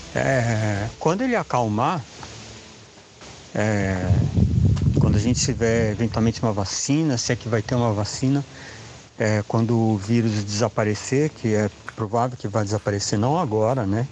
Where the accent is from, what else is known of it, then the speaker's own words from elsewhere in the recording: São Paulo, Brazil; eu sou de São Paulo